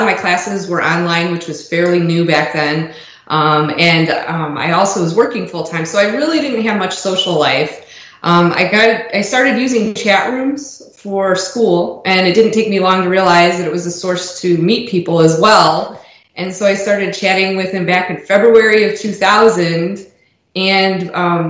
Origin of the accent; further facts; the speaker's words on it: Elgin, Illinois, United States; moved away as an adult; also born or lived in St. Charles, Illinois / Palatine, Illinois / Streamwood, Illinois / Tennessee; now in Tampa, United States; I grew up outside of Chicago in Elgin, spent most of my young adult life there